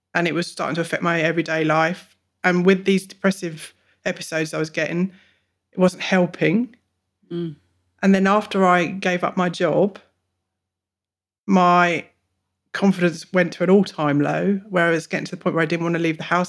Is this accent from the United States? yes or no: no; England, United Kingdom; moved away as an adult; now in Bungendore, Australia; I'm 42, I'm a mum, and I'm from England. Originally.